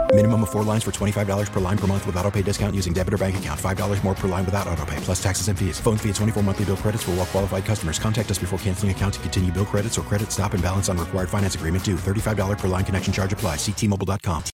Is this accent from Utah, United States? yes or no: no; Boston, Massachusetts, United States; now in New York, United States; I'm from Boston. My entire family is like diehard Red Sox fans